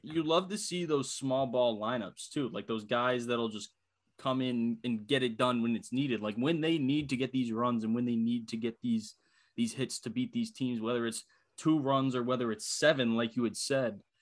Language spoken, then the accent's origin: English; Philadelphia, Pennsylvania, United States; moved away; happy to be home, happy to see, happy to see my hometown friends